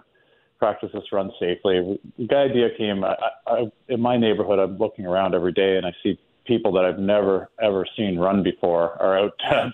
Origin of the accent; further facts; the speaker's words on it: Canada; now in South Florida, United States; my home country of Canada